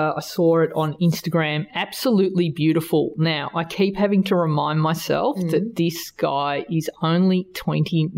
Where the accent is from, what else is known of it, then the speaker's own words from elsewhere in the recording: Australia; accent: Australian; my Australian accent